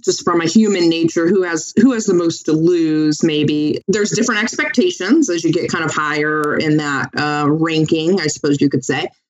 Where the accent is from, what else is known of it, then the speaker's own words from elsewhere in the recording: Tampa, Florida, United States; now in Washington, D.C. area, United States; am born and raised in Tampa, and then um, lived in a couple of different um, couple different areas of the country